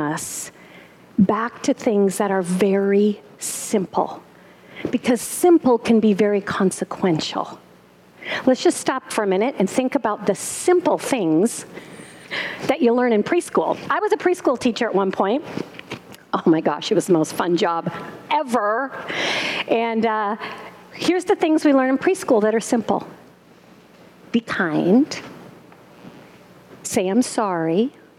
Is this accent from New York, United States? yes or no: no; South Dakota, United States; moved away; I am a farm girl, and I grew up in South Dakota